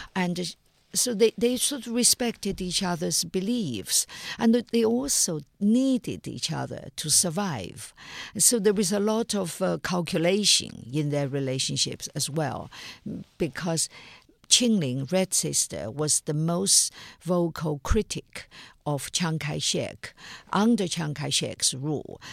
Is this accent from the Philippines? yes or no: no; China; my time growing up in China in the nineteen fifties and sixties and seventies